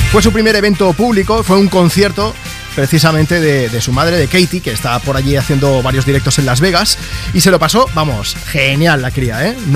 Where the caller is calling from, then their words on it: Campo de Criptana, Castilla-La Mancha, Spain; buenos días desde campo de Criptana, tierra de gigantes. … A mí me encanta mi pueblo